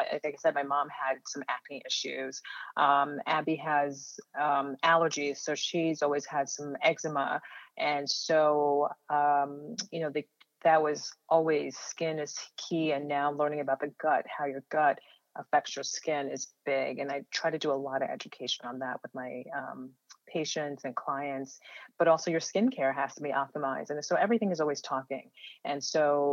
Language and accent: English; New Jersey, United States; also born or lived in Ghana; when my parents, who are both physicians, came over to the U.S. when we were young, that's when we moved to the tri-state area, New York and New Jersey. And so ever since then, we were raised here in New Jersey